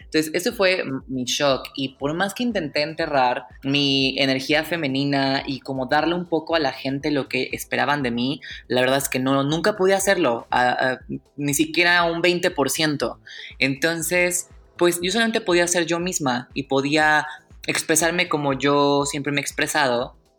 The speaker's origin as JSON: {"language": "Spanish", "region": "Querétaro", "country": "Mexico", "tie": "born or raised there", "said": "yo en este periodo de mi vida crecí en Querétaro"}